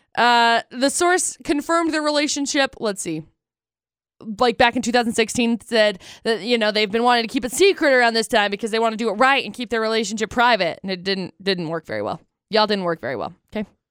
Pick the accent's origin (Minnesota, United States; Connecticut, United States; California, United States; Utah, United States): Utah, United States; Tremonton; also born or lived in Brigham City; I grew up in Tremonton